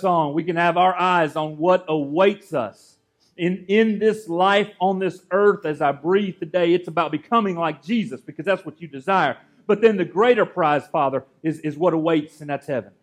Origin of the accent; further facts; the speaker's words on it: Gainesville, United States; moved away; that's where Amanda and I are from, that area